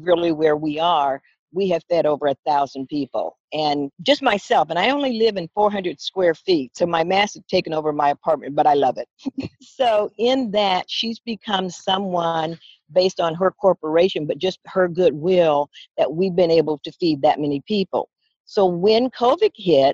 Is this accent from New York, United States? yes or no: no; Southern California, United States; moved away as an adult; now in San Francisco, United States; grew up in Southern California